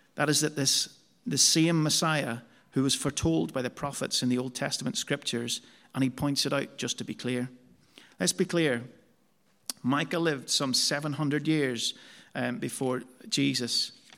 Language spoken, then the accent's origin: English; Omaha, Nebraska, United States; now in England, United Kingdom; my hometown of Omaha.